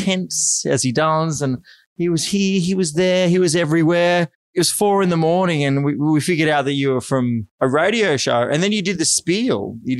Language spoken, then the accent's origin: English; Hornsby, New South Wales, Australia; I was born in Hornsby, New South